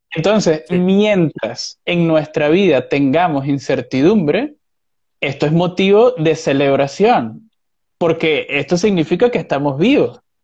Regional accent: Venezuela; Como venezolano que soy

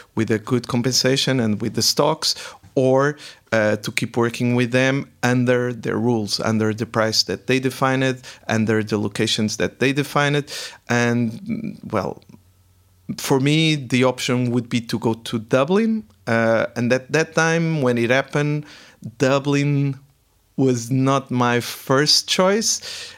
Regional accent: Portugal; first language Portuguese; English is a second language; moved away as an adult; also born or lived in Prague / Paris; now in Frankfurt am Main, Germany; I'm originally from Portugal. Uh, so, mm, yes, I did my m-, main educational part, my background was really in Portugal

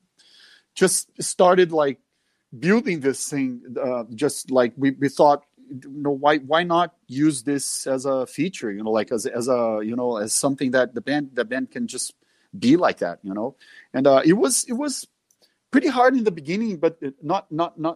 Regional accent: Minas Gerais, Brazil; English is a second language; I was born in a city close, but it's also Minas Gerais

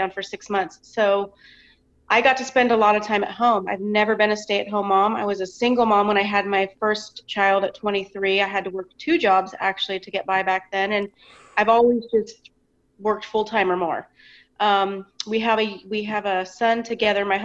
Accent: Sacramento, California, United States; I was born in Sacramento, California, and okay. I've lived within a 20-mile radius my entire life.

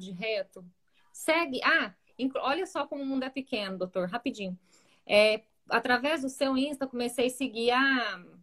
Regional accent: Rio Verde, Goiás, Brazil; Ela era da nossa, né, da nossa infância e adolescência em Rio Verde.

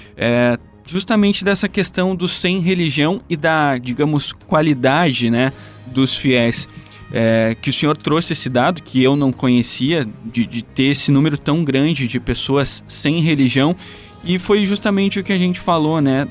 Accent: Restinga Seca, Rio Grande do Sul, Brazil; Na minha terra, lá na, na Igreja São Paulo, que fica no meu bairro, lá em Restinga Seca

